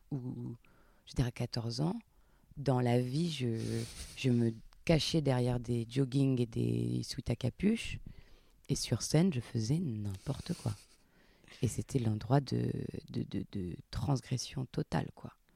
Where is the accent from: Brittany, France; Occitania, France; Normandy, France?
Occitania, France; Montpellier; moi je viens de Montpellier, enfin un petit village à côté de Montpellier à la campagne, dans le sud, et je faisais du théâtre à la MJC